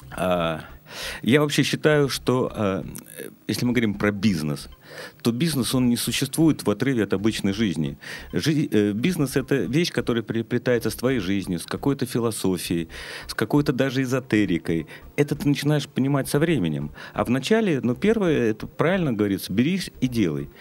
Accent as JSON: {"language": "Russian", "region": "Saint Petersburg", "country": "Russia", "tie": "born or raised there", "said": "я как бы жил как обычный петербуржец, ленинградец. Мы выросли"}